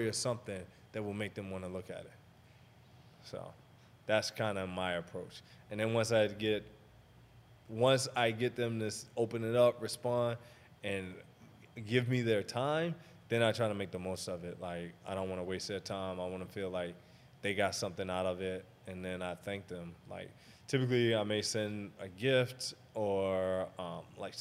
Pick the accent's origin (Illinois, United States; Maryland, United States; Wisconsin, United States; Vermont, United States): Maryland, United States; I'm from Maryland